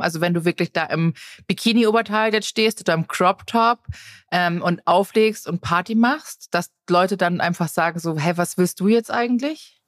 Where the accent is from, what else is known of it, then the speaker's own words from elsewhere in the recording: Tegernsee, Bavaria, Germany; Wir als, als Jugendliche am Tegernsee